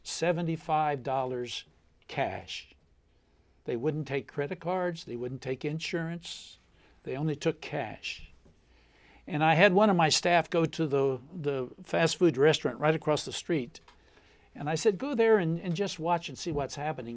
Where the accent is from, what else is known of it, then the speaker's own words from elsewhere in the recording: Lucasville, Ohio, United States; also born or lived in Appalachia; my hometown of Lucasville, Ohio